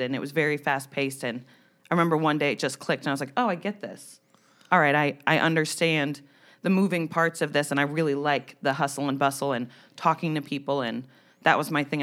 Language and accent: English; New Jersey, United States; moved away; I'm from New Jersey